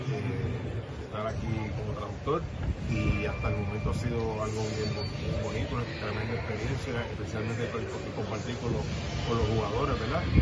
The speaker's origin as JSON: {"language": "Spanish", "town": "Cataño", "country": "Puerto Rico", "moved": "as an adult", "lives_now": "Ponce, Puerto Rico", "said": "ponceño por adopción, pues ya, ¿verdad? Este, con, mi esposa, que es de Ponce, yo soy de Cataño. Sigo siendo siempre de Cataño"}